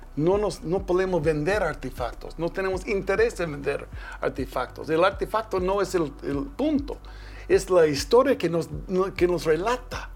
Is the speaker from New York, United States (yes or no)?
no; Twin Falls, Idaho, United States; yo nací en Twin Falls, Idaho, pero mi papá era finquero. Yo, yo era un muchacho de finca.